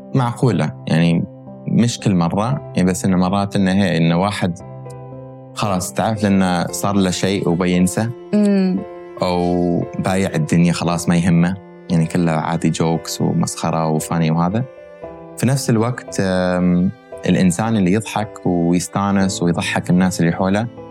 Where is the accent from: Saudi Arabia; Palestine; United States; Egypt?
United States; born or raised there; moved away as an adult; also born or lived in Kuwait; now in Dubai, United Arab Emirates